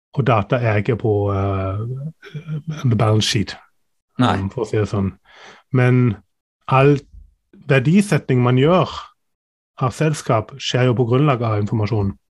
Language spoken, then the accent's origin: Norwegian; Germany; now in Norway; jeg er tysk